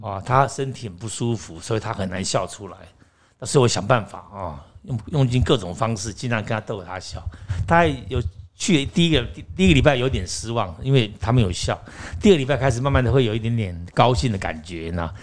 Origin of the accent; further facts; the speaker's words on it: Taiwan; 我也是台湾人